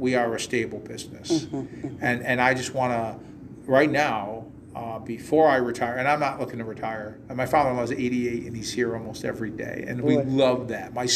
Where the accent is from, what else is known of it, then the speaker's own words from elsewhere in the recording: Waterbury, Connecticut, United States; also born or lived in Southington; I was born and raised in Waterbury